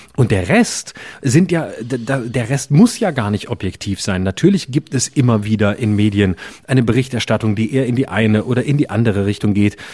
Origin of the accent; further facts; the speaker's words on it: Lörrach, Baden-Württemberg, Germany; mein Heimatort Lörrach